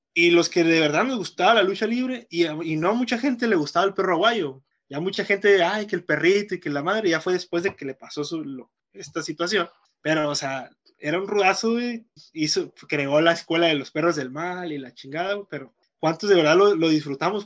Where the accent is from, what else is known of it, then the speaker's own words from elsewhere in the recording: Mexico; como mexicanos